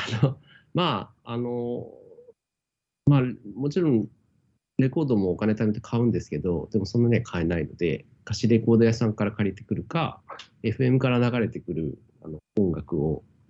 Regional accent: Tokyo, Japan; 僕は東京で生まれ育ったので

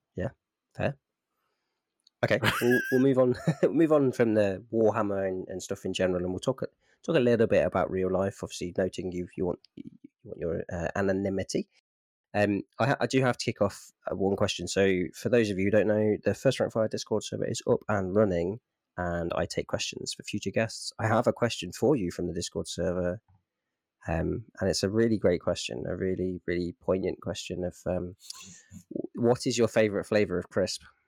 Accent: Midlands, United Kingdom; moved away; also born or lived in South of England; I'm from the Midlands

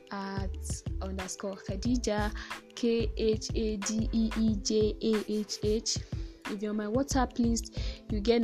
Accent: Ibadan, Oyo, Nigeria; accent: Nigerian; I'm probably a Yoruba girl, not to brag, but from the biggest city in Nigeria, Ibadan

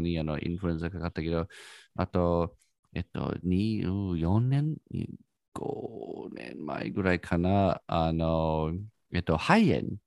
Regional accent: United States; Japanese is a second language; now in Japan; 私はアメリカ人だから

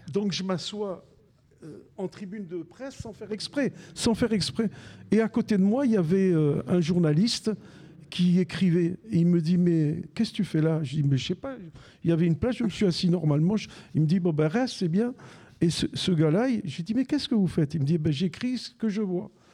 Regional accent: Besançon, Bourgogne-Franche-Comté, France; moved away as an adult; also born or lived in Algeria; now in Marseille, France; J'habitais Besançon dans le Doubs, puisque je suis né en Algérie. Mes parents en 62 sont arrivés à Besançon

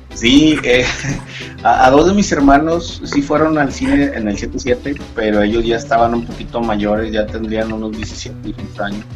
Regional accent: Monterrey, Nuevo León, Mexico; soy de Monterrey

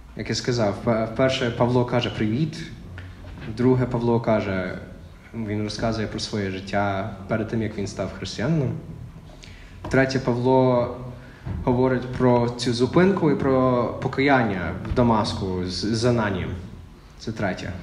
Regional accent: Texas, United States; Ukrainian is a second language; moved away as an adult; now in Ukraine; я з Техасу

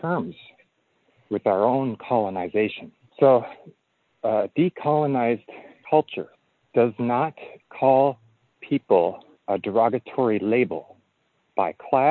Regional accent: Eau Claire, Wisconsin, United States; when I was 6 years old, I was growing up in Wisconsin in a little town called Eau Claire, Wisconsin

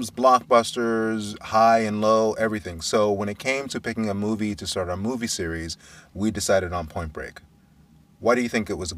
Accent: Brooklyn, New York, United States; I grew up in Brooklyn

